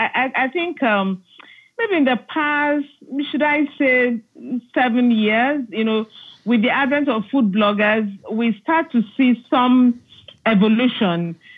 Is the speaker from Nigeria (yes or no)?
yes; Nigeria; also born or lived in Aba; Look, I grew up in many places in Nigeria. And that's because my father worked with the government and, you know, he was transferred from one place to the other. So I have grown up in the East. You know, Aba